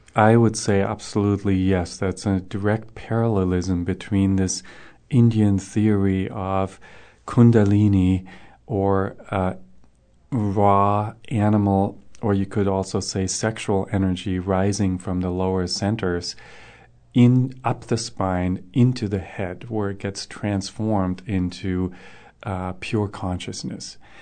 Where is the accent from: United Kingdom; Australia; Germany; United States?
Germany; moved away; I grew up in Germany